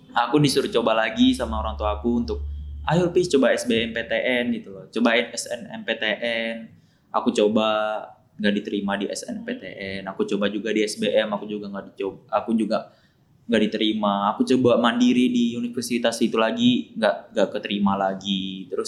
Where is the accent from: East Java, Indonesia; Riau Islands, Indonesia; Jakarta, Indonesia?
Riau Islands, Indonesia; Tanjung Pinang; born there; kota kelahiran saya yang banyak banget